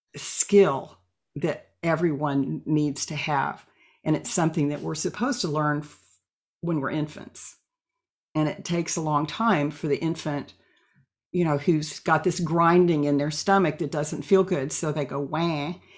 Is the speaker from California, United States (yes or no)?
no; Oklahoma, United States; moved away as an adult; now in Eugene, United States; I was born and raised in Oklahoma